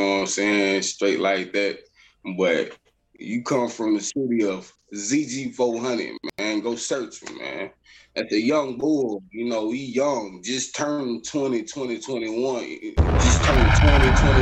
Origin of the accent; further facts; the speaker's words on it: Shelby, North Carolina, United States; I'm from Shelby, North Carolina